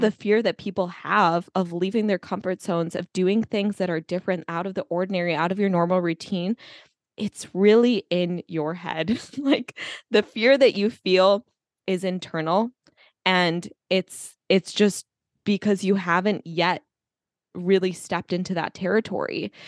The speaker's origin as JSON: {"language": "English", "country": "United States", "tie": "born or raised there", "said": "I grew up in America"}